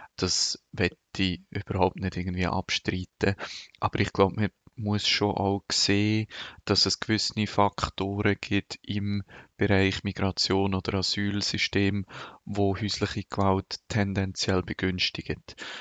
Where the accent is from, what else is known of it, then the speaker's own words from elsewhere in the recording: Lucerne Hinterland, Switzerland; ich bin im Luzerner Hinterland aufgewachsen